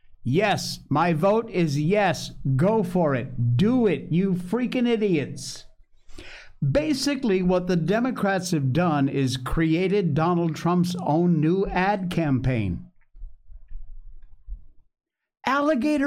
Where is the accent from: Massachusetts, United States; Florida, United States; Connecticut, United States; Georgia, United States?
Connecticut, United States; moved away; sort of my hometown in Connecticut